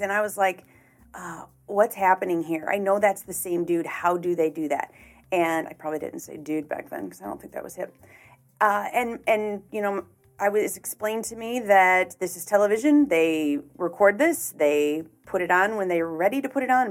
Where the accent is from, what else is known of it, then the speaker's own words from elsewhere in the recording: Chicago, Illinois, United States; moved away as an adult; now in St. Louis, United States; I was born and raised in the Chicagoland area. Lived there for the first 30 years of my life.